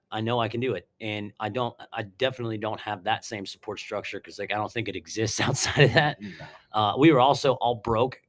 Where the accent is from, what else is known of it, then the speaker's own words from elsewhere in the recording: Mount Pleasant, Pennsylvania, United States; also born or lived in Harrisburg, Pennsylvania; grew up um, in Mount Pleasant Township for the first I think like seven or eight years of my life and then moved to town. And I'm still a resident of Mount Pleasant Borough